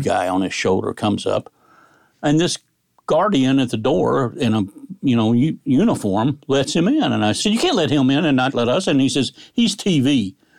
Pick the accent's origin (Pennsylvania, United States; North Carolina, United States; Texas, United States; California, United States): Texas, United States; Dallas; moved away; I grew up in Dallas, Texas, and my dad took the Dallas Times Herald